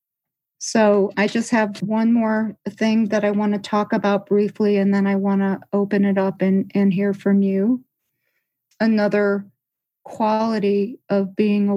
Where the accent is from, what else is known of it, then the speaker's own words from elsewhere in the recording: Midwest, United States; where I grew up in the Midwest, there are these beautiful deciduous trees.